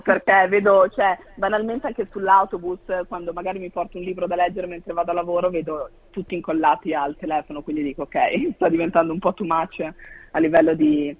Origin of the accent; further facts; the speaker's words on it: Mantua, Lombardy, Italy; now in Australia; io sono di Mantova